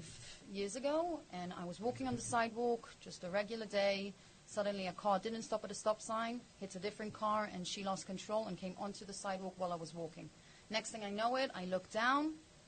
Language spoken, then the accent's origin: English; Israel; accent: English; I live in Ramat Gan. I grew up in Israel my whole life.